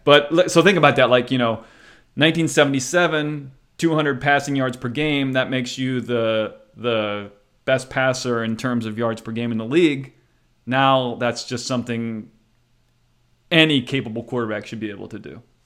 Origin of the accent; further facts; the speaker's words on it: near Pittsburgh, Pennsylvania, United States; I was raised near Pittsburgh